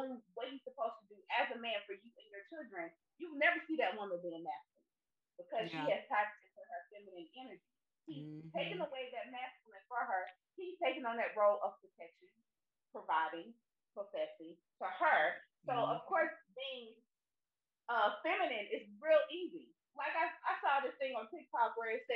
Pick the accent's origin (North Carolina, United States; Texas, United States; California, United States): North Carolina, United States; Charlotte; We just from small town. We're from Charlotte